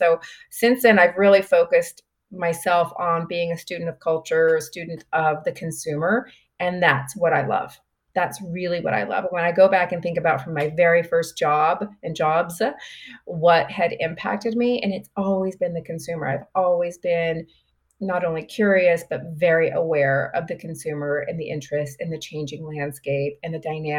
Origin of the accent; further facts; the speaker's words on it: Grand Prairie, Texas, United States; She actually grew up in the same hometown that I grew up in Texas, which is Grand Prairie, Texas.